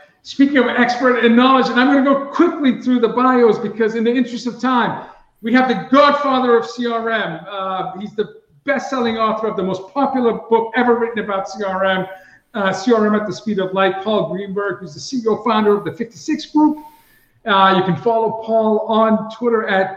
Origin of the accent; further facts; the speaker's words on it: Boston, Massachusetts, United States; growing up in Boston